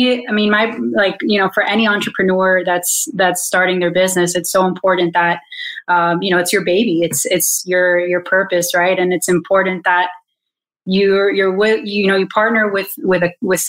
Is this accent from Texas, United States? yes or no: no; Miami, Florida, United States; moved away; I'm from Miami, born and raised, and my whole family's here